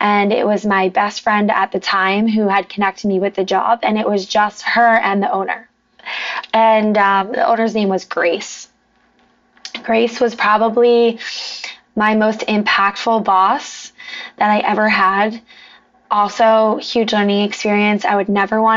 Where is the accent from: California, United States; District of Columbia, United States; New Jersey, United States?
New Jersey, United States; moved away as an adult; also born or lived in New York City; now in South Florida, United States; I'm from New Jersey originally